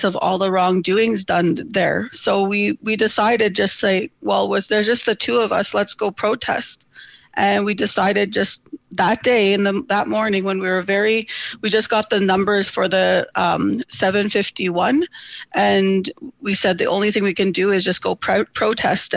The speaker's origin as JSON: {"language": "English", "town": "Enoch", "region": "Alberta", "country": "Canada", "also_born_or_lived": "Edmonton, Alberta", "said": "I'm from Enoch"}